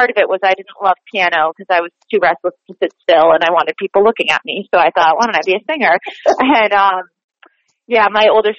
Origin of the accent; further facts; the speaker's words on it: Boston, Massachusetts, United States; accent: Boston; also born or lived in New Jersey; now in New York, United States; So I grew up in Boston. I went to college in New Jersey, so that kind of got me transitioning to New York